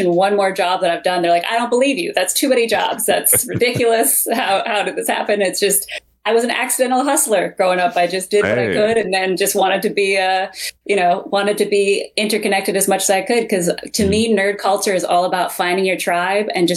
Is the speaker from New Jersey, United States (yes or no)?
no; Vermont, United States; moved away as an adult; also born or lived in New York; growing up in Vermont before the internet days